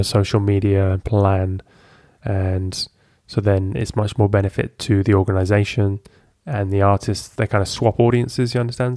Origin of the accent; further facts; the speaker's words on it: Lincoln, East Midlands, United Kingdom; moved away as an adult; also born or lived in Amsterdam; In England, Lincoln in England